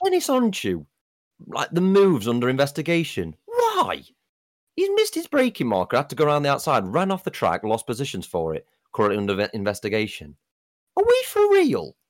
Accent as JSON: {"language": "English", "country": "United Kingdom", "said": "being a Brit"}